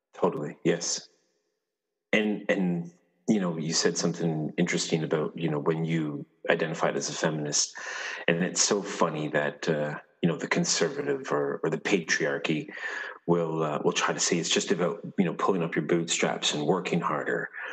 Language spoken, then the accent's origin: English; Clarke's Beach, Newfoundland and Labrador, Canada; I am from a little town called Clark's Beach. It's uh, around the bay, uh, Newfoundland